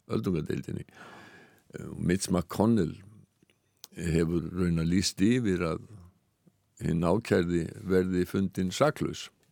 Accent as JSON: {"language": "Icelandic", "country": "Iceland", "said": "við erum Íslendingar"}